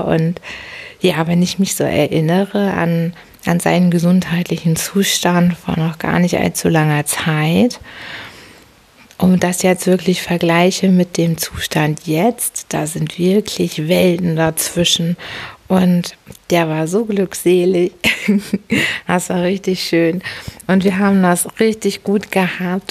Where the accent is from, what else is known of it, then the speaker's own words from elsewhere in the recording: Hamburg, Germany; ich bin ja eine Hamburgerin